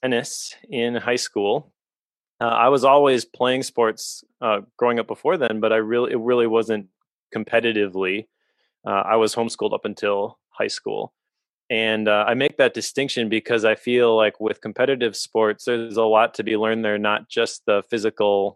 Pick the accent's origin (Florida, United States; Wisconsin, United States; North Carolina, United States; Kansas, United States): Wisconsin, United States; Oshkosh; also born or lived in Appleton, Wisconsin / De Pere, Wisconsin; I grew up in Oshkosh, a town about 30 miles away